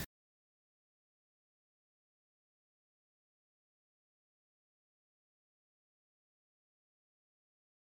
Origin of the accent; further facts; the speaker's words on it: Prince George, British Columbia, Canada; now in Victoria, Canada; I've been here for 20 years now. I grew up in Prince George.